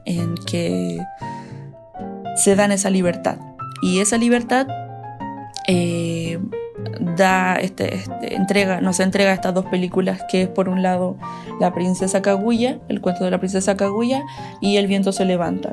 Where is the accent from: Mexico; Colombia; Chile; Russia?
Chile; now in Salamanca, Spain; soy una ilustradora que, chilena que vive en, en España